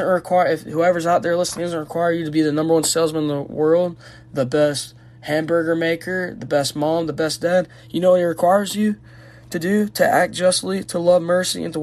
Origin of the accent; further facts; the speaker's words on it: Georgia, United States; I'm from Georgia